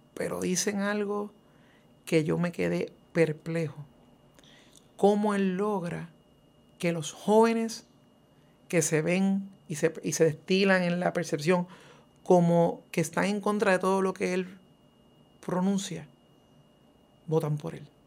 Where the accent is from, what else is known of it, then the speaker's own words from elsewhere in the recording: Puerto Rico; nuestra puertorriqueñidad. Eh, y aunque soy un ciudadano americano